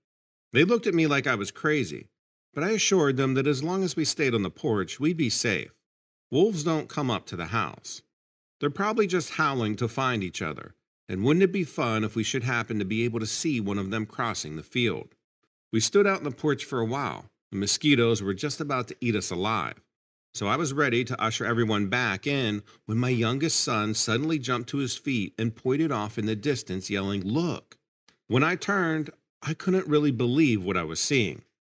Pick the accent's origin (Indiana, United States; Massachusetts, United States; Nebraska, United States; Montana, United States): Nebraska, United States; Ashland; I grew up in Ashland, Nebraska, which is a small town about a half hour from Omaha. I was an only child.